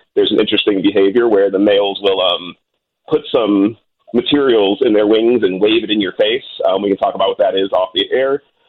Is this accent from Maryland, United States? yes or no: no; Chicago, Illinois, United States; growing up on the South Side, I only knew what my parents did, you know, child care, management, that kind of vibe.